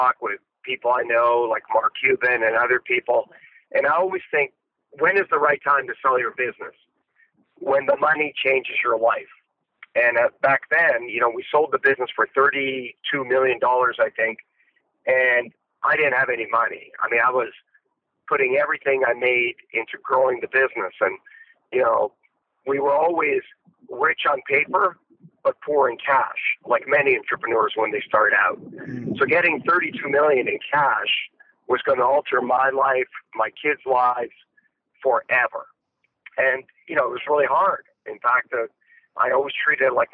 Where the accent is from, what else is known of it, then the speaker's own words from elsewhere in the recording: Canada; I grew up in Canada